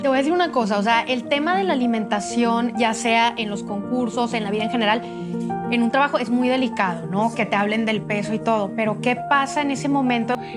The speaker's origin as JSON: {"language": "Spanish", "town": "Monterrey", "region": "Nuevo León", "country": "Mexico", "said": "Cintia y yo somos de Monterrey"}